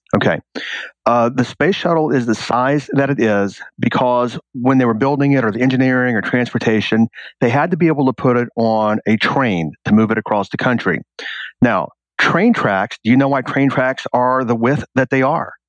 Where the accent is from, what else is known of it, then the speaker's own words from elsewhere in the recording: rural Texas, United States; moved away as an adult; also born or lived in New York City; I lived in a town that had one stoplight and it was literally rural Texas living.